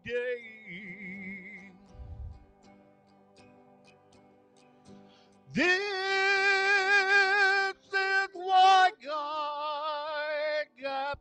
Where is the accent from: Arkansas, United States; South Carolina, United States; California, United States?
Arkansas, United States; I grew up in Arkansas.